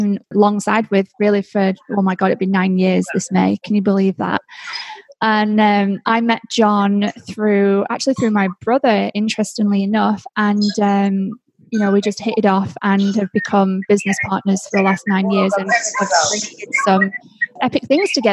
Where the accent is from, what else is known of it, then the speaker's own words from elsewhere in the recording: Bury, North West England, United Kingdom; now in Florida, United States; we're both originally from Bury, which is northwest of Lancashire in England